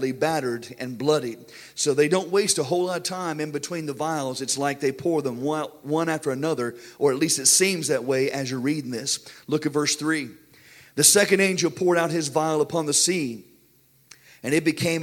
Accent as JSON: {"language": "English", "country": "United States", "said": "we as American Christians"}